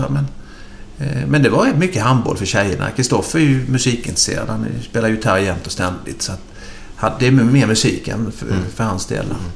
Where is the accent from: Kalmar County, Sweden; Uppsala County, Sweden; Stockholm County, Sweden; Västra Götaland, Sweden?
Kalmar County, Sweden; Vimmerby; born there; Eh, som i Vimmerby är vi födda. Det står det i passet i alla fall.